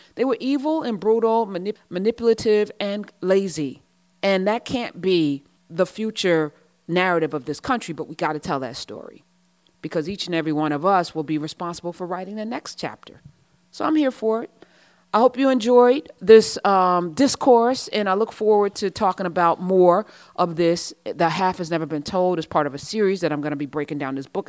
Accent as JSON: {"language": "English", "country": "United States", "said": "I'm an American"}